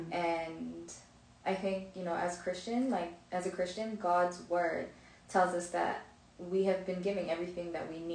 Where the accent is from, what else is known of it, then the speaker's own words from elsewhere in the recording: Ontario, Canada; I grew up in Canada, in Ontario